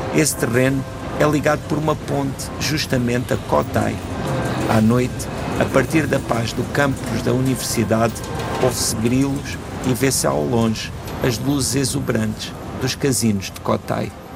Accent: Portugal; enquanto portugueses

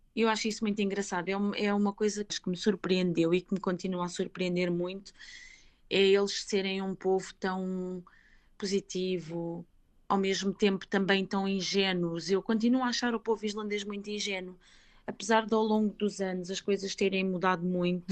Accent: Portugal; moved away as an adult; also born or lived in Switzerland; now in Reykjavik, Iceland; eu saí de Portugal em 2003. Eh, na altura, eu tinha 19 eh, anos

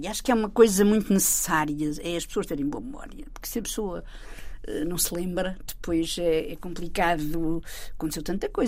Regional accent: Torres Novas, Santarém District, Portugal; é um jornal de Torres Novas, que, que, que, é a minha terra, a terra da família toda

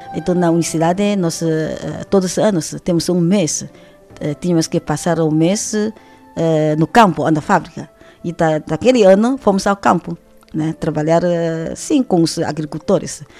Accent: Shanghai, China; Portuguese is a second language; moved away as an adult; now in Portugal; Eu sou de Xangai. Xangai é a maior cidade da China

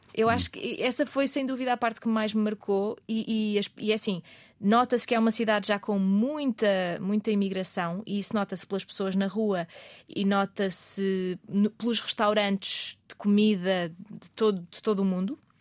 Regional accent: Azores, Portugal; moved away as an adult; also born or lived in Algarve; os Açores, onde eu cresci

